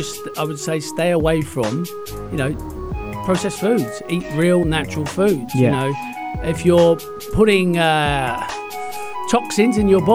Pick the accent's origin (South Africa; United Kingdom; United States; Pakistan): United Kingdom; England; now in United Arab Emirates; being English